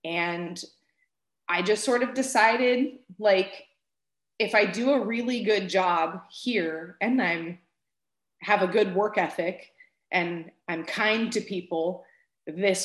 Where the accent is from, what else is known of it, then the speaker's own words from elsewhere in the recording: Florida, United States; also born or lived in Manhattan, New York; We moved to Florida when I was about 6 months old, and that's really where I grew up